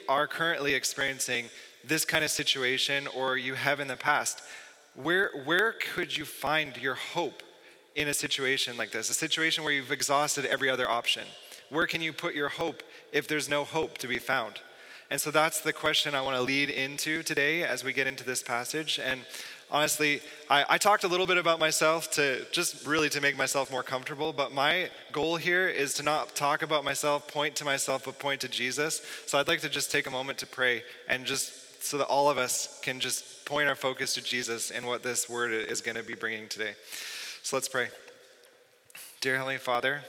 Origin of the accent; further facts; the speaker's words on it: Southern Ontario, Canada; I'm from Southern Ontario, not far from Toronto. I didn't grow up in the city. I grew up in a rural region